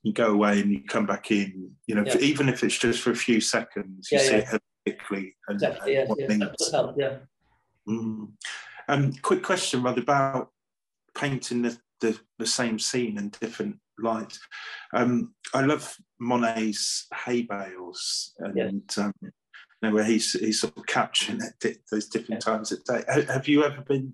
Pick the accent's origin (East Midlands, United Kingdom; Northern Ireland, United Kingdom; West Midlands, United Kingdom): East Midlands, United Kingdom; Lincolnshire; also born or lived in Cornwall / London; now in Norfolk, United Kingdom; I've lived all over the place, Cornwall, grew up in Lincolnshire